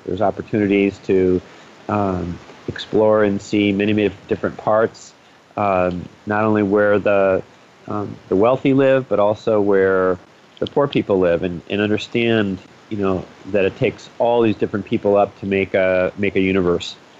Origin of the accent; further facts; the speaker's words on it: United States; as an American who you know was just used to our holidays here